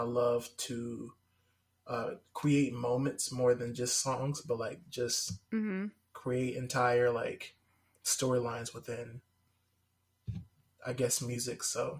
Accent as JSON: {"language": "English", "town": "Nashville", "region": "Tennessee", "country": "United States", "tie": "born or raised there", "also_born_or_lived": "South Carolina / North Carolina", "said": "But more about me, I grew up here in Nashville. Moved in a big circle from like North Carolina. Well, South Carolina to North Carolina, then back to here."}